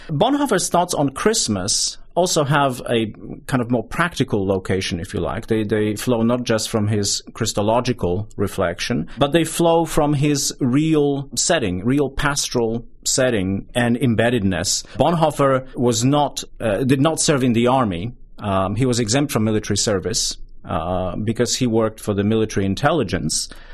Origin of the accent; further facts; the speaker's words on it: southern Poland, Poland; moved away as an adult; now in United States; I grew up in Poland, in southern Poland, towards the tail end of, uh, the Soviet bloc years